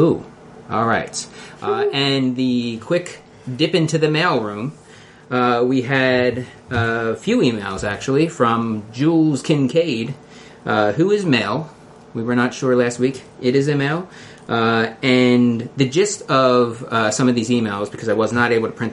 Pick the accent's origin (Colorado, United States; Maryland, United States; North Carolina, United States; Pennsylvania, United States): Pennsylvania, United States; Philadelphia; accent: Philly; my Philly accent